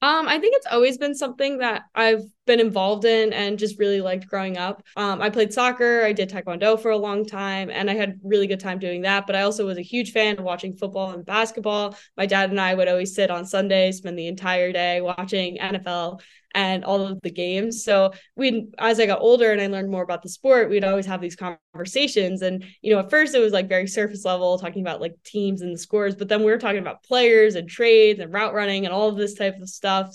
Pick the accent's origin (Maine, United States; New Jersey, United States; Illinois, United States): New Jersey, United States; accent: New Jersey; moved away as an adult; now in Madison, United States; how much of a New Jersey accent I had